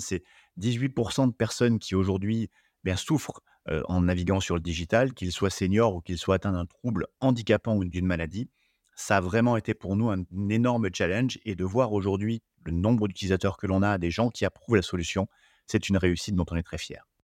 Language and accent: French; Limousin, Nouvelle-Aquitaine, France; moved away as an adult; also born or lived in Paris region / United States / Spain; revenir dans ma région d'origine